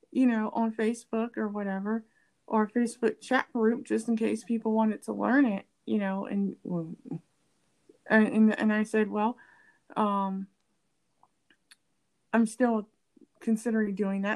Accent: United States; I'm African American and I'm from the US

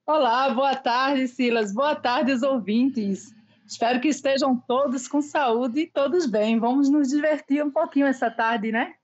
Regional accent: Recife, Pernambuco, Brazil; moved away as an adult; now in Ilhéus, Brazil; eu sou de Recife, lá eu tive um buffet

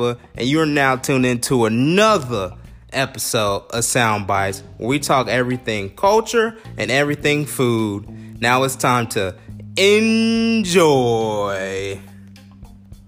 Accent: Cincinnati, Ohio, United States; I'm from Cincinnati, Ohio, right? And our staple is Skyline Chili

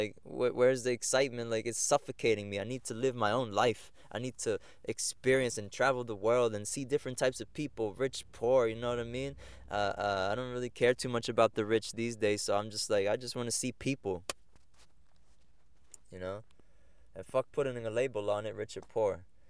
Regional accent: Egg Harbor Township, New Jersey, United States; so that was growing up in Egg Harbor Township, doing sports.

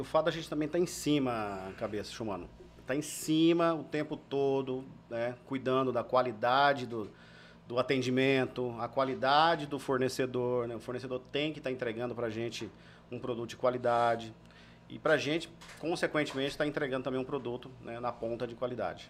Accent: Anápolis, Goiás, Brazil; moved away; eu sou goiano, né? Tenho raízes sertanejas

